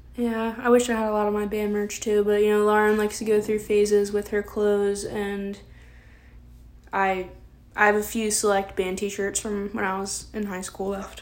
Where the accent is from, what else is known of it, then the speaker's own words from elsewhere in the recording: Maryland, United States; We're both from Maryland. I've lived in this house that I'm filming in my whole entire life